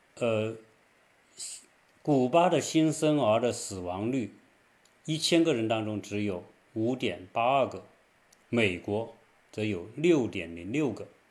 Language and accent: Chinese; China; now in United States; 我们中国人